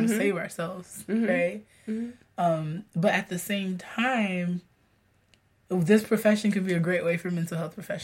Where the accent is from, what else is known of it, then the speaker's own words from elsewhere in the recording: Haiti; moved away; also born or lived in Florida; growing up in Haiti